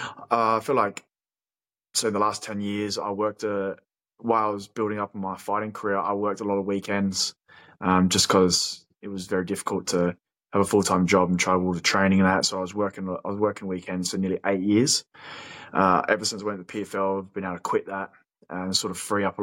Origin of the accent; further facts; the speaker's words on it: Australia; if we're an Aussie like us